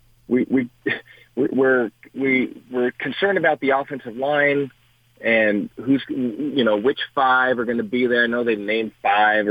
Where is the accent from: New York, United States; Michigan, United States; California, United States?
California, United States; Culver City; we grew up in Culver City